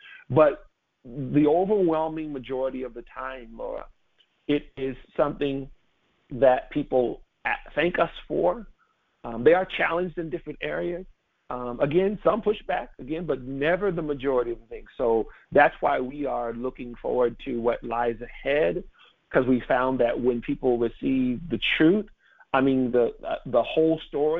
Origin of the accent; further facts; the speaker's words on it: California, United States; She's driving on Highway 1 in California. I'm from California.